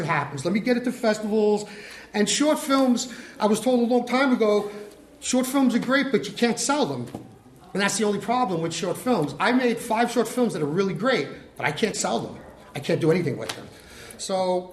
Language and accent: English; New York City, New York, United States; I'm from the Bronx